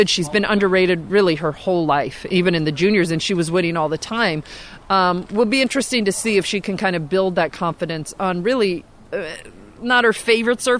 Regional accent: Rouen, Normandy, France; English is a second language; No, we are from Rouen.

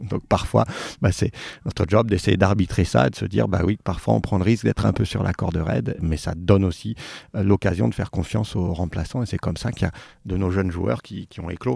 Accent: Saint-Étienne, Auvergne-Rhône-Alpes, France; also born or lived in Haute-Savoie; now in Lyon, France; j'ai grandi à Saint-Étienne, mais je suis né en Haute-Savoie

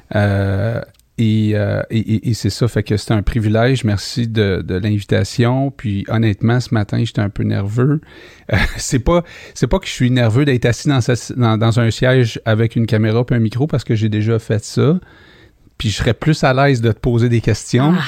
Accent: Montreal, Quebec, Canada; je suis né à Rivière-des-Prairies

